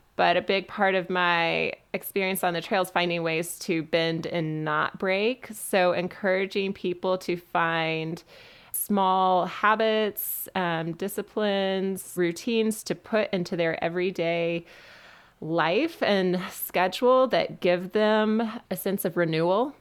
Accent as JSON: {"language": "English", "region": "Western North Carolina", "country": "United States", "tie": "born or raised there", "also_born_or_lived": "Birmingham, Alabama", "said": "I grew up in Western North Carolina"}